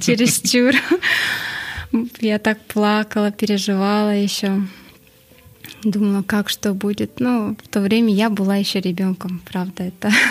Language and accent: Russian; Astana, Kazakhstan; я сама родом с Акмулы, по идее, в то время она называлась Ахмула